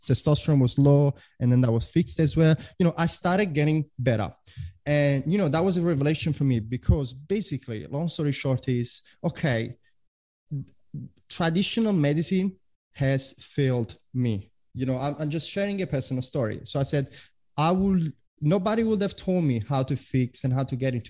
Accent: Italy; English is a second language; moved away as an adult; also born or lived in London / Prague; now in Australia; I'm originally from Italy, although I've been living in Australia for 10 years

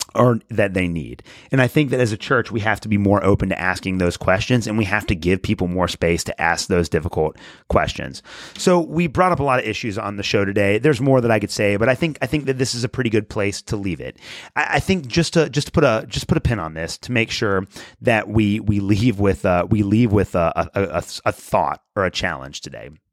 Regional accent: United States; as American Christians

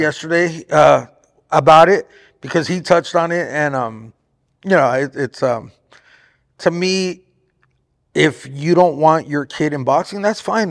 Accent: Artesia, California, United States; now in Riverside, United States; I was actually born in Artesia.

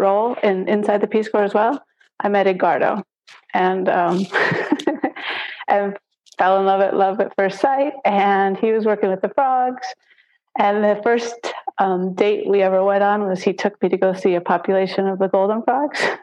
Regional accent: Wisconsin, United States; moved away as an adult; now in Panama; I'm originally from Wisconsin

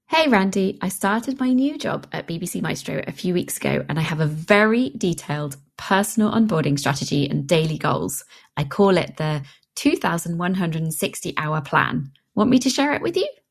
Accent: England, United Kingdom; I being an English person

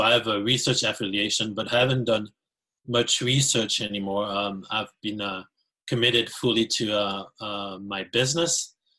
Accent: Valais, Switzerland; moved away as an adult; now in Canada; I'm originally from Valais in Switzerland. And I came here a long time ago, like in my early 20s, especially for my studies.

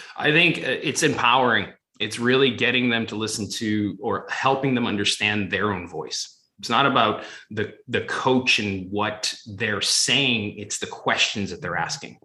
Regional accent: Boston, Massachusetts, United States; now in Los Angeles, United States; growing up in Fenway and the Garden and, you know, Foxborough, but coming out

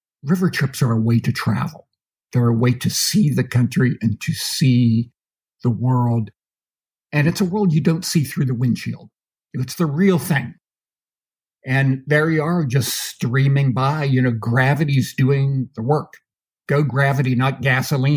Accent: Pennsylvania, United States; moved away as an adult; also born or lived in Idaho; now in Port Orford, United States; I'm from Pennsylvania originally, so this was a big change for me, you know, coming to the Rocky Mountains.

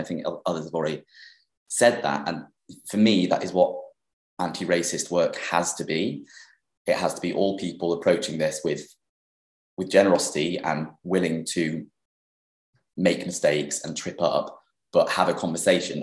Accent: Sheffield, Yorkshire and the Humber, United Kingdom; moved away as an adult; Sheffield, which is my hometown. So I grew up in Sheffield. I lived there until I was 18

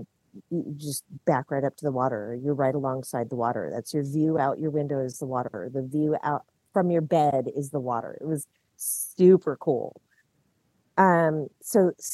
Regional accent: California, United States; moved away as an adult; also born or lived in Washington; So I lived in Washington for 25 years. I grew up in California.

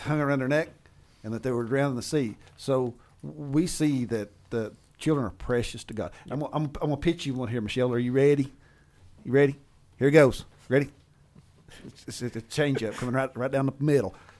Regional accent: Appalachia, United States; being the Appalachian engineer that I am

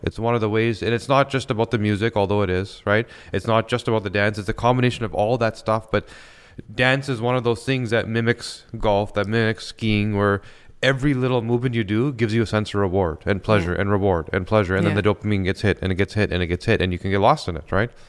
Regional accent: Vancouver, British Columbia, Canada; So I grew up in BC in Vancouver, mm-hmm, and I love skiing.

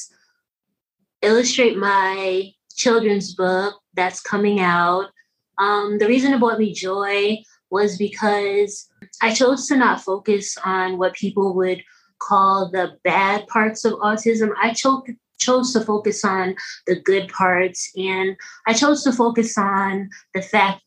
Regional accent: New York, United States; I'm from New York, and that's where I am now. I'm still in New York, Westchester County

